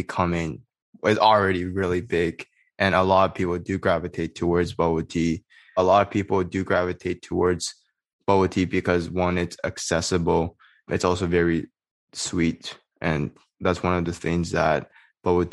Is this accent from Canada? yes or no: yes; Canada; Growing up in Canada as a Chinese Canadian